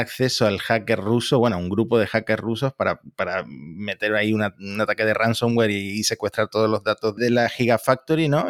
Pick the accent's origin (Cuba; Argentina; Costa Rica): Argentina; que soy argentino